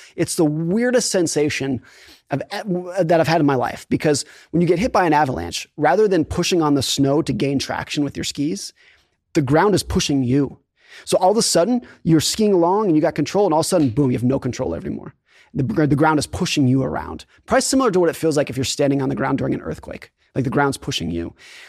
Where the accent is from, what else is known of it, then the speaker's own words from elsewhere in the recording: Lake Tahoe, California, United States; So I grew up skiing in Lake Tahoe, California, and I was a competitive ski racer.